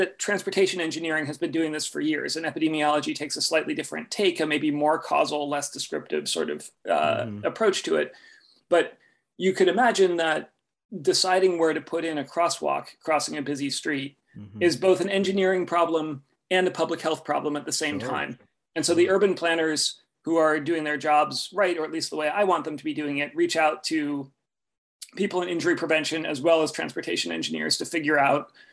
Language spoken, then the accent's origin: English; Oakland, California, United States; I grew up in Oakland, California